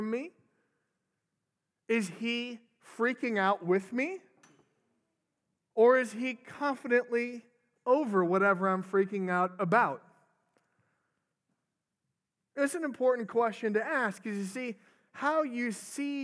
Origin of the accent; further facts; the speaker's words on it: Minnesota, United States; moved away; I'm from Minnesota originally